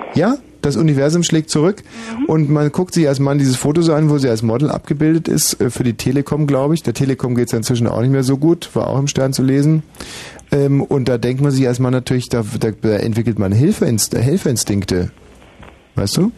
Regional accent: Augsburg, Bavaria, Germany; moved away; in meiner Heimatstadt Augsburg

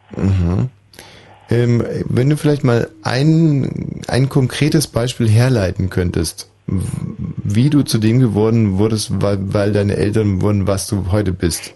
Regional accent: Bavaria, Germany; aus meiner Heimat aus Bayern

